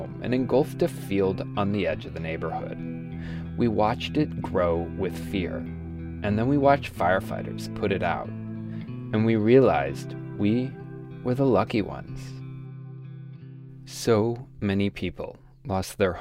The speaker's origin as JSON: {"language": "English", "town": "Steamboat Springs", "region": "Colorado", "country": "United States", "tie": "born or raised there", "moved": "yes", "lives_now": "Portland, United States", "said": "I made two trips to Colorado from Portland to spend some time in my hometown, Steamboat Springs"}